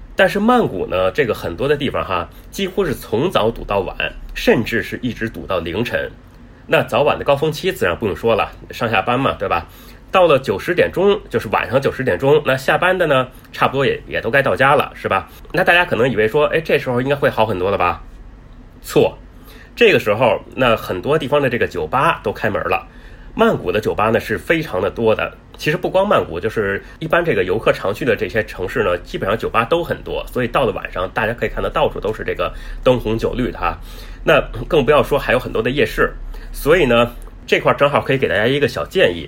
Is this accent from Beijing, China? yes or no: yes; Beijing, China; moved away as an adult; now in Thailand; 我是来自北京嘛